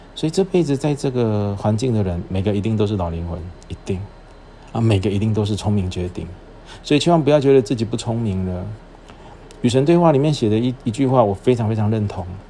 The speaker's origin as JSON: {"language": "Chinese", "area": "Shalu", "region": "Taichung", "country": "Taiwan", "tie": "born or raised there", "also_born_or_lived": "Chiayi / Kaohsiung", "moved": "as an adult", "lives_now": "Tainan, Taiwan", "said": "我出生地是在台中， 可是我的籍贯， 就是我入户口是在嘉义。 然后我后来又在沙鹿成长， 然后之后大学的时候到台南读书， 然后再到垦丁当兵， 毕业之后到垦丁当兵， 兵， 当兵，兵完毕之后， 我到高雄工作， 然后因缘际会娶了台南的太， 不是因缘际会， 就是命运使然地娶了台南的太太"}